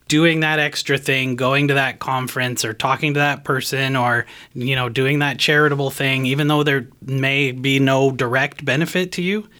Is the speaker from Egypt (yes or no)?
no; Canada; now in United States; I'm from Canada